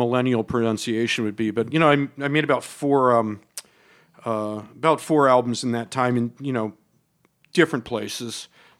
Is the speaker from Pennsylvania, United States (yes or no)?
yes; Philadelphia, Pennsylvania, United States; growing up in Philadelphia